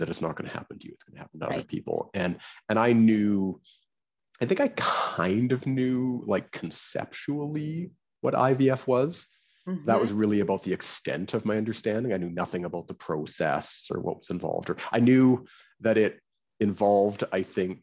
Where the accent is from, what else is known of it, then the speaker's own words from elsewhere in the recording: Canada; now in New York, United States; And I'm Canadian. I don't know if people can hear from my accent or not